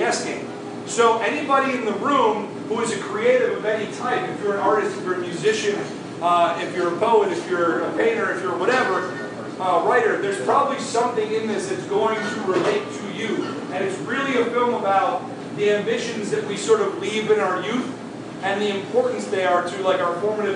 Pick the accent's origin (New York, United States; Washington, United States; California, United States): New York, United States; Syracuse; moved away as an adult; now in Florida, United States; I'm from Syracuse, New York.